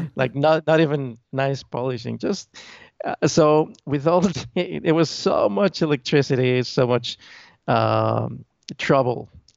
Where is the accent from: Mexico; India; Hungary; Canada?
Mexico; Mexico City; I was born actually in Mexico City